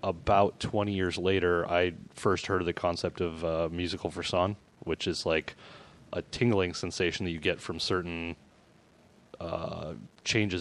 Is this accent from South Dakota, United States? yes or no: yes; South Dakota, United States; moved away as an adult; also born or lived in New York / Portland; growing up in South Dakota